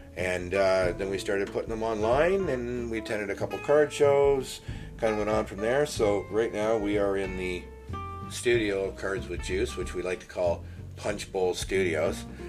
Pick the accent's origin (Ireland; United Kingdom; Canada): Canada; just outside of Toronto, Ontario; I grew up just outside of Toronto